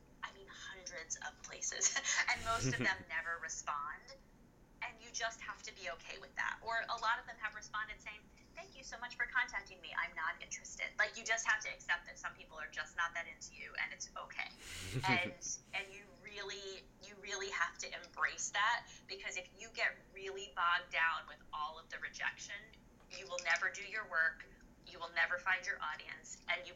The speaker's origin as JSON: {"language": "English", "area": "Hudson Valley", "region": "upstate New York", "country": "United States", "tie": "born or raised there", "said": "I was born and raised in the Hudson Valley, which is in upstate New York."}